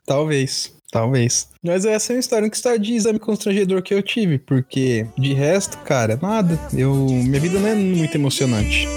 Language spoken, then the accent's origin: Portuguese; São Paulo, Brazil; eu sou paulista.